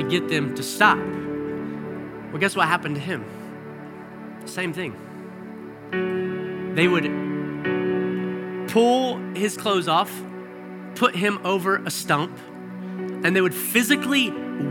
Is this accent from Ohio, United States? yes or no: no; Arkansas, United States; I grew up in Arkansas